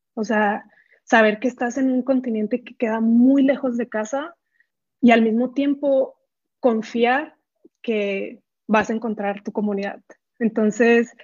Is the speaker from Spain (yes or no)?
no; Benito Juárez, Chihuahua, Mexico; moved away as an adult; yo no soy de Ciudad Juárez, soy de un pueblo que se llama Benito Juárez, en, el municipio de Buenaventura. Eh, a los 18 me tengo que mudar a, Ciudad Juárez